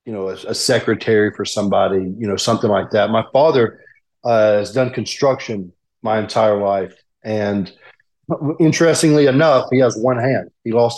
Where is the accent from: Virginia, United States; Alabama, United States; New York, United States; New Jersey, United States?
Alabama, United States; Birmingham; I'm just south of Birmingham. I grew up in Birmingham, and after I got injured, this is where I found myself